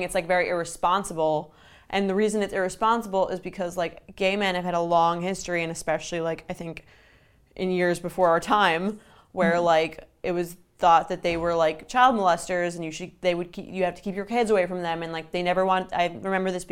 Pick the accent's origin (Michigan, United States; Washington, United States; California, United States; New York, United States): New York, United States; Long Island; we grew up on Long Island